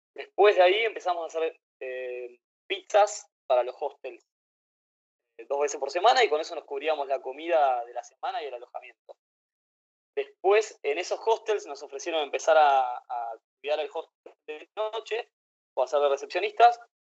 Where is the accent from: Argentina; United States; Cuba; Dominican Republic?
Argentina; Buenos Aires; moved away as an adult; also born or lived in Playa del Carmen; crecí en Buenos Aires